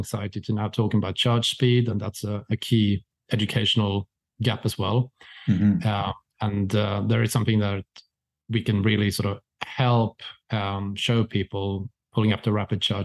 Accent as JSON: {"language": "English", "country": "Sweden", "said": "I'm from Sweden"}